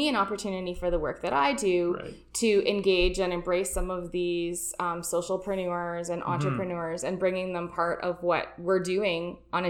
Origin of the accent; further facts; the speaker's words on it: Oliver, British Columbia, Canada; now in Kelowna, Canada; I am born and raised in the Okanagan. So I grew up in Oliver, which is a little small town outside of Suyas, for those people who may not know. So it's about an hour and a half south drive here. So grew up there. I grew up on a fruit orchard.